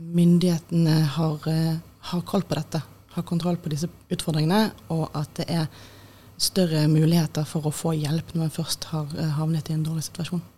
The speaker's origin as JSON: {"language": "Norwegian", "town": "Bergen", "region": "Vestland", "country": "Norway", "also_born_or_lived": "Austria / Oslo", "moved": "as an adult", "said": "jeg er fra Bergen"}